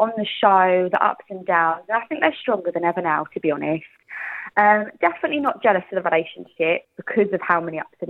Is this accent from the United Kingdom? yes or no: yes; Essex, East of England, United Kingdom; I'm just an Essex girl from the block